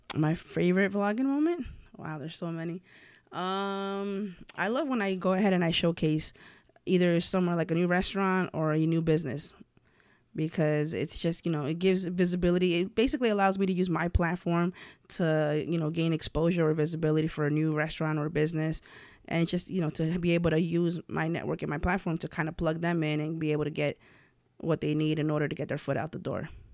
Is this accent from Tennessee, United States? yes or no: no; White Plains, New York, United States; also born or lived in Puebla, Mexico; born there and then raised out here in White Plains